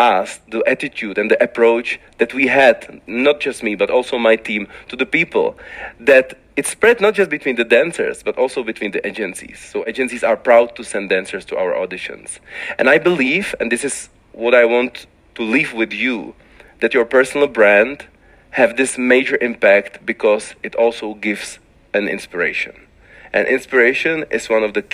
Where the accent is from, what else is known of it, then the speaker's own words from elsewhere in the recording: Liberec Region, Czechia; when I was young in my city, it was difficult because I was the only black guy in the town